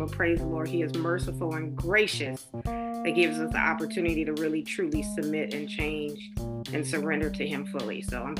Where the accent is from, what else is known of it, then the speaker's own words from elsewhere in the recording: Ohio, United States; now in Georgia, United States; I live in Georgia, originally from Ohio. And same here, raised in the church.